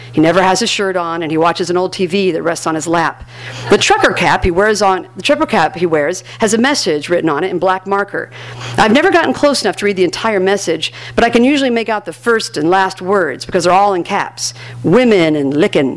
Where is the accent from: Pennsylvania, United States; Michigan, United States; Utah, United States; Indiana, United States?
Indiana, United States; now in Los Angeles, United States; I'm from Indiana